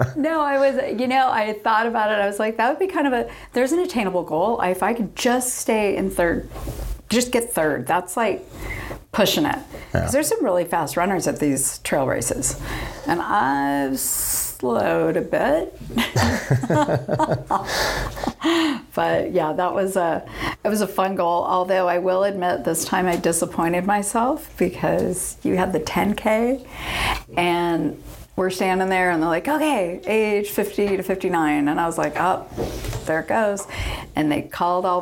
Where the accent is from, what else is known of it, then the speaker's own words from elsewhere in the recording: Dana Point, California, United States; now in San Diego, United States; Grew up in Orange County. Okay. Dana Point area